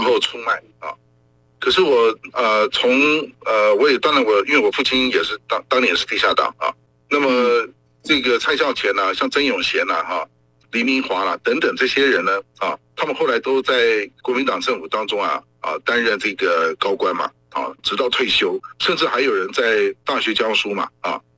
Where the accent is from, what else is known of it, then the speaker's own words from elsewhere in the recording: Taiwan; 我们台湾人反抗国民党的专制统治